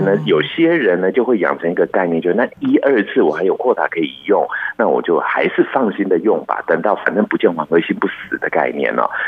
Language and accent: Chinese; Taiwan; 我是在一九七零年代出生的台湾人